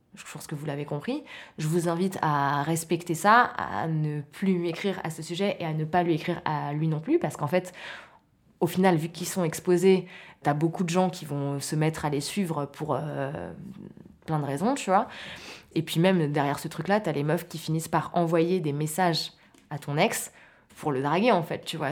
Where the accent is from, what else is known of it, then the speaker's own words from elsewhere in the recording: Maurepas, near Trappes, Île-de-France, France; je viens de, je viens de Morpa, c'est une petite ville à côté de Trappes